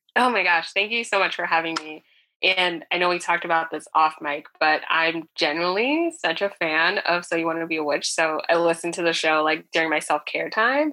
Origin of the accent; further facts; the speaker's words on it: New Jersey, United States; born and raised in North Jersey